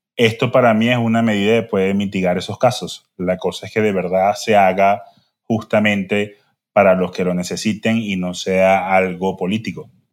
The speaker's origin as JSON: {"language": "Spanish", "country": "Venezuela", "said": "como buen venezolano"}